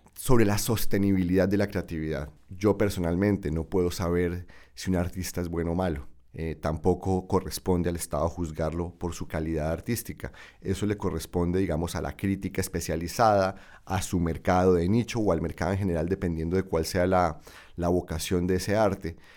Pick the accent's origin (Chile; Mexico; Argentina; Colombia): Colombia; Bucaramanga, Santander; moved away; mi ciudad natal, Bucaramanga